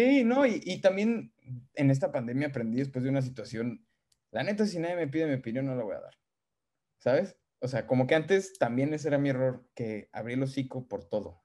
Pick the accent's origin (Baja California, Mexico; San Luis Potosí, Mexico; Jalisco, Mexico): San Luis Potosí, Mexico; moved away as an adult; yo como mexicano de San Luis Potosí